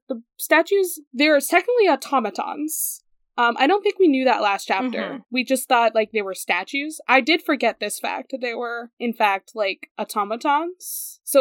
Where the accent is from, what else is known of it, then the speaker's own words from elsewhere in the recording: Boston area, Massachusetts, United States; I'm not technically from Boston, but I can still get away with like, I'm from Boston